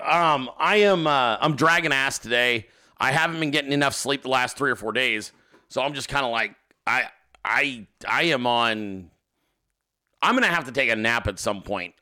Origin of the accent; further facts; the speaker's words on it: Alaska, United States; I was born in Alaska. Uh, my family is all from Alaska